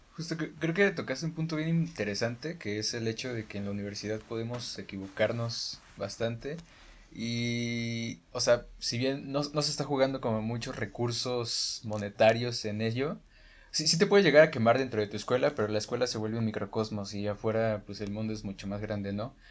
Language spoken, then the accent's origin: Spanish; Guanajuato, Mexico; moved away as an adult; now in Mexico City, Mexico; soy, de Guanajuato. Estos últimos cinco años, pues he estado viviendo en la ciudad